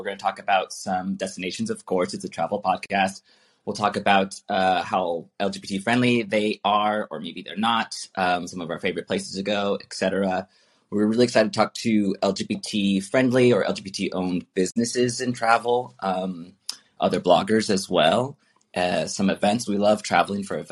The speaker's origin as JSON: {"language": "English", "region": "Arizona", "country": "United States", "also_born_or_lived": "Chicago", "moved": "as an adult", "lives_now": "Madrid, Spain", "said": "We're from Arizona, so we met in college in Phoenix"}